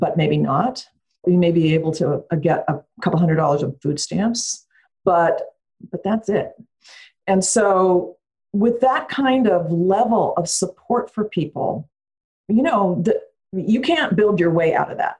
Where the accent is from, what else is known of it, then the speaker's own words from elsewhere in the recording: Bay Area, California, United States; I grew up in the Bay Area